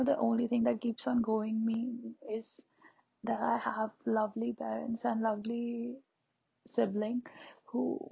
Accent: India; I'm an Indian

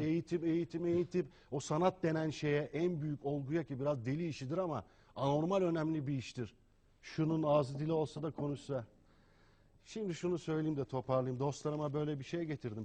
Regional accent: Turkey; Türk'üm, Müslümanım

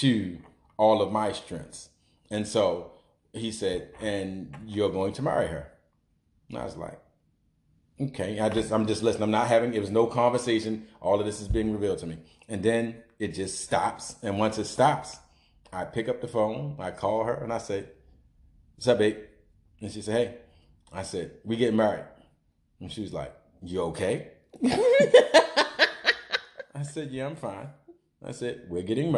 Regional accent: Baltimore, Maryland, United States; growing up in East Baltimore

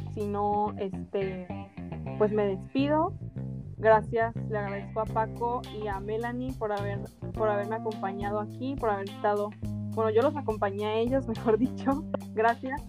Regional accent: Mexico; como mexicanos

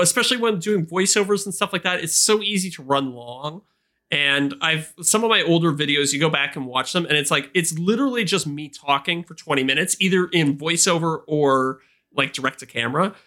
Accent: Canada; as a Canadian

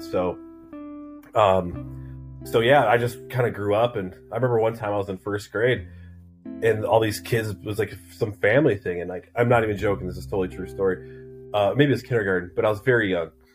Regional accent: Southern Wisconsin, Northern Illinois, United States; I grew up everywhere, man. Um, Northern Illinois, Southern Wisconsin

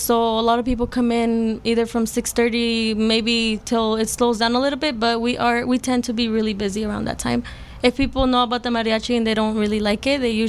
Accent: Las Vegas, Nevada, United States; I'm from Vegas.

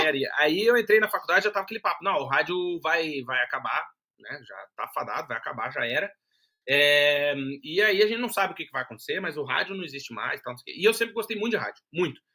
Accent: Brazil; moved away as an adult; now in Portugal; a gente é brasileiro, morou no Brasil

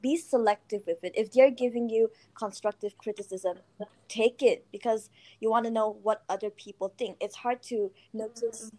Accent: Malaysia; I'm from Malaysia, somewhere in Asia.

